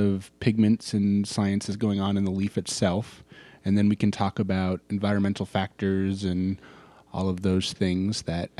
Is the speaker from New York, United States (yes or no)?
no; Maine, United States; I'm from Maine.